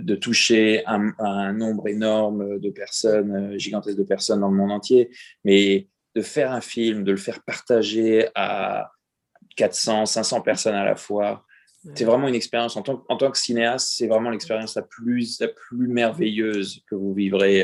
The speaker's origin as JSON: {"language": "French", "country": "France", "moved": "yes", "said": "je devais quitter la France pour le faire. Et j'ai quitté la France"}